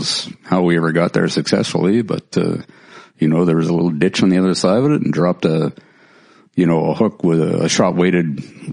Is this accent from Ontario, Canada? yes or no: no; Vancouver, British Columbia, Canada; as a kid growing up in Vancouver